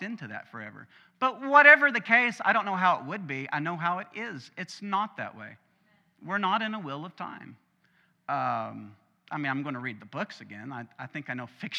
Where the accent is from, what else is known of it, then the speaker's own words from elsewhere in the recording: Arkansas, United States; We're from Arkansas, my family that is